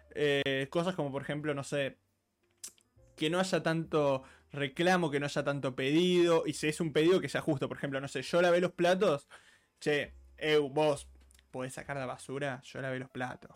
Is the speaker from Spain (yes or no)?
no; Argentina; yo muchos años fui seguido a San Bernardo, eh, la típica de los abuelos que tienen casa en la costa